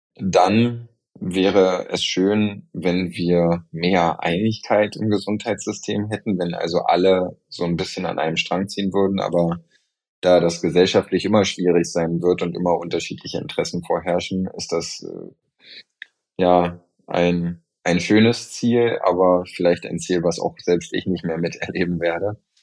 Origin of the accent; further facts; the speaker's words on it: Germany; hier bei uns in Deutschland